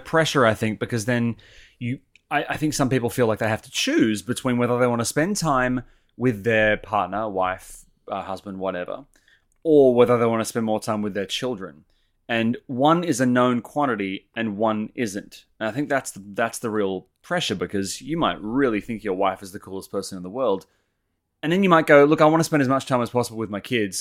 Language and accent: English; Sydney, New South Wales, Australia; I grew up over in Sydney